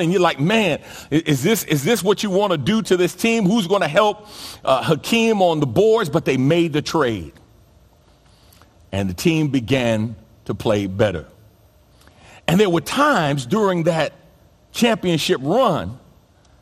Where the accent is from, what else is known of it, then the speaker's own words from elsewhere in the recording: New York City, New York, United States; growing up in New York City and playing basketball